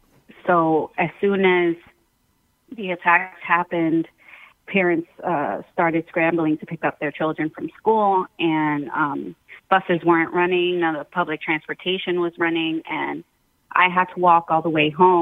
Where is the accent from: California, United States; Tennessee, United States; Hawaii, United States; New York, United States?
New York, United States; As a teen, as a preteen, I think it definitely, and especially as a New Yorker, it definitely affected a lot of the decisions I made after that point.